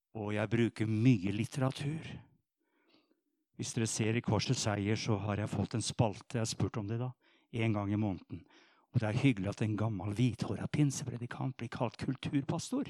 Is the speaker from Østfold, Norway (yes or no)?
yes; Sarpsborg, Østfold, Norway; Jeg er jo sarping